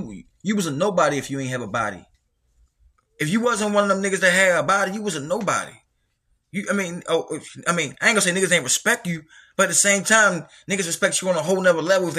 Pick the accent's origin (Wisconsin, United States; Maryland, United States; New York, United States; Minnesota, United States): Maryland, United States; Baltimore; born or raised there